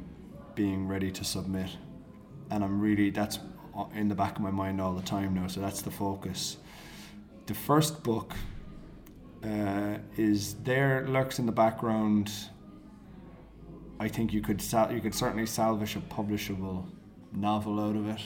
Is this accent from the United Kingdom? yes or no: no; Cork, Munster, Ireland; accent: Cork; moved away as an adult; Cork, where I'm from.